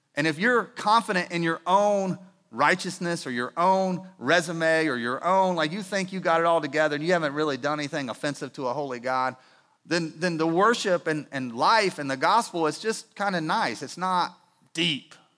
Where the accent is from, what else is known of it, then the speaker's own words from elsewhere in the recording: Winston-Salem, North Carolina, United States; I grew up in Winston Salem